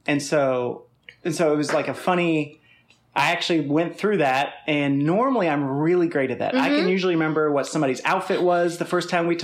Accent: Virginia, United States; also born or lived in Centreville, Virginia / Annandale, Virginia; that's where I grew up.

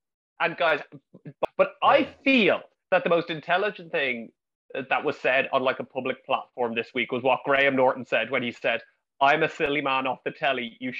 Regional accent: Ireland; also born or lived in England; being Irish when I lived in England

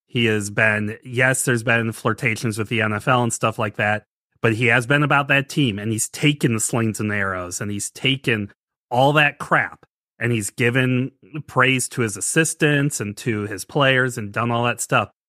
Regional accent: St. Louis, Missouri, United States; I was born in Saint Louis

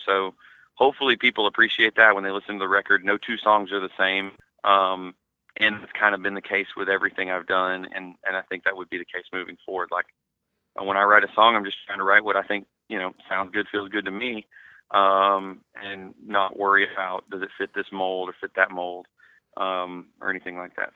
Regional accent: Atlanta, Georgia, United States; my hometown in Atlanta

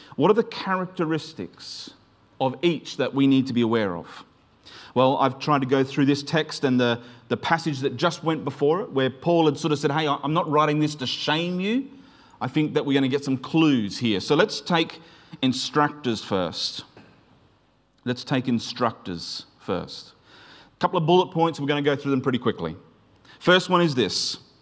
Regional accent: Queensland, Australia; where I grew up in Queensland

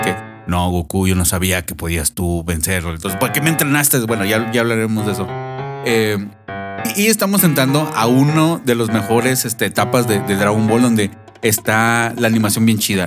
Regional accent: Chihuahua, Mexico; moved away; soy de Chihuahua

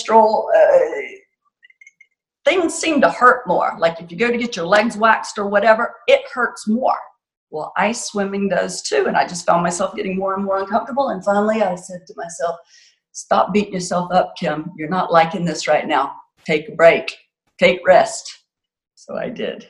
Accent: Florida, United States; moved away; I'm from Florida originally

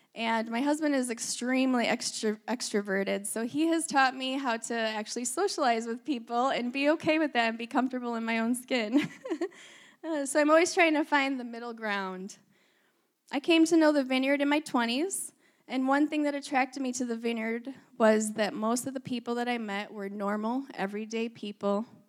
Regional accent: Michigan, United States; moved away as an adult; also born or lived in Ohio / Minnesota / Wisconsin; now in Northern California, United States; I was born in Ohio, grew up in Michigan

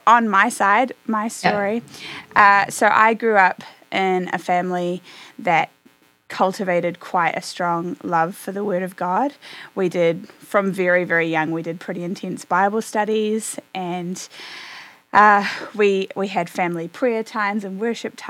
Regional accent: New Zealand; moved away as an adult; now in Nashville, United States; I grew up in New Zealand and am now in the US in Nashville.

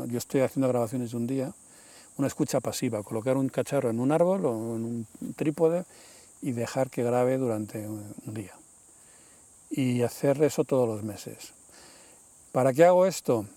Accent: Madrid, Community of Madrid, Spain; moved away as an adult; also born or lived in Sierra de Guadarrama, near Segovia; now in Valsaín, Spain; yo ya me fui de Madrid, yo soy de Madrid, pero me fui hace 30 años, me vine a vivir aquí a la sierra, al lado Segovia

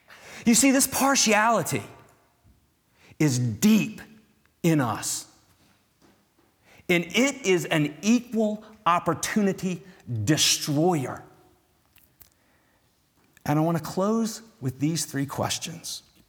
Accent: the South, United States; moved away; as a Southerner.

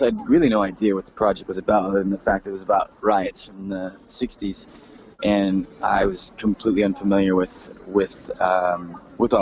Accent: Texas, United States; I grew up in Texas, so it was maybe more cowboys than Indians

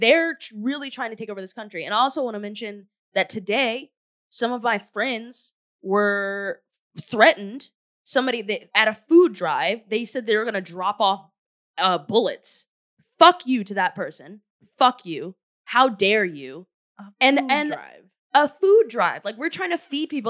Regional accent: United States; as an American who's lived in this country my whole entire life

